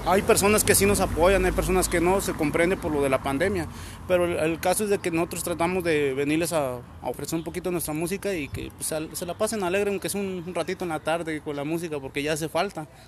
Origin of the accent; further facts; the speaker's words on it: Guadalajara, Jalisco, Mexico; Somos de Guadalajara, somos de Jalisco, pues.